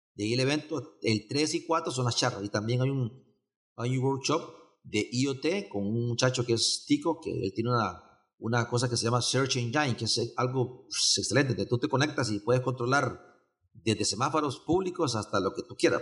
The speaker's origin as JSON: {"language": "Spanish", "country": "Honduras", "moved": "yes", "lives_now": "Costa Rica", "said": "yo soy de Honduras, este, Vivo en Costa Rica desde el 93"}